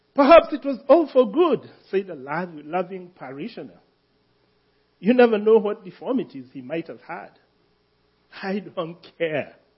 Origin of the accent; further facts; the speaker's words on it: Kenya; moved away; I am a Kenyan